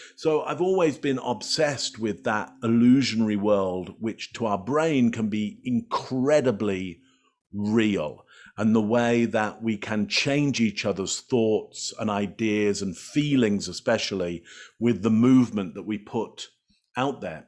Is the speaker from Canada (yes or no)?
no; England, United Kingdom; moved away; I come from the U K originally, I'm English